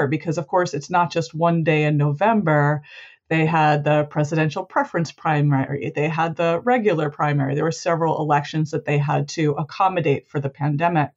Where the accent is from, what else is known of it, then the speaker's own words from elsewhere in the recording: Rhode Island, United States; I live in Providence, Rhode Island, and I am from Rhode Island